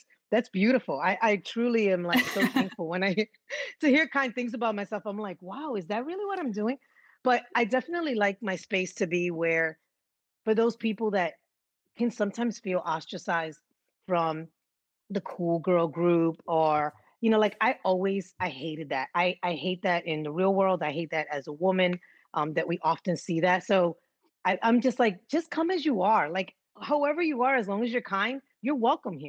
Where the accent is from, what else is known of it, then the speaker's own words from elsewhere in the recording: New York City, New York, United States; growing up in New York, and so I grew up in the Bronx